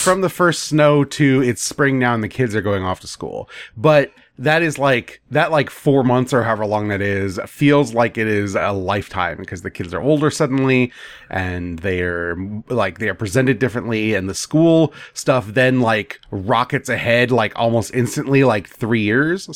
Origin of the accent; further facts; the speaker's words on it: United States; as an American